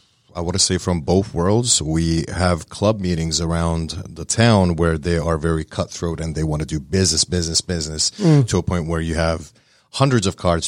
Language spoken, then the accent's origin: English; Northeast, United States; now in Woodstock, United States; We are originally from the North States, New York, New Jersey, Connecticut, and et cetera, lived all throughout the globe.